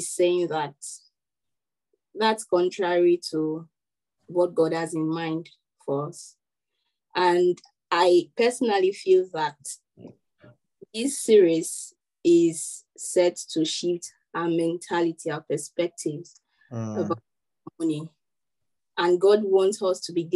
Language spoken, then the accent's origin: English; Nigeria; as a Nigerian